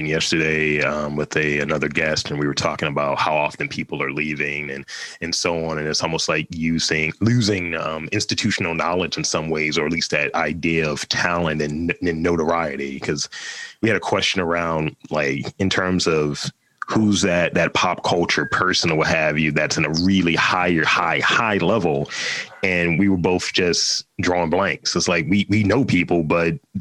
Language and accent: English; Baltimore, Maryland, United States; I'm from Baltimore